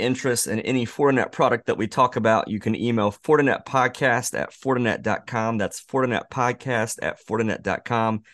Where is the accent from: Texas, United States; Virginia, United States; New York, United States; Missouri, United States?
Missouri, United States; we're from Missouri, Josh, I, and Eric